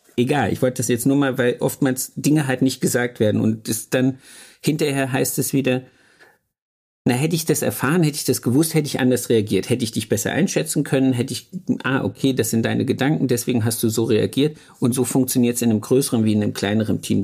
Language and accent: German; Thuringia, Germany; moved away; Ich komme aus Thüringen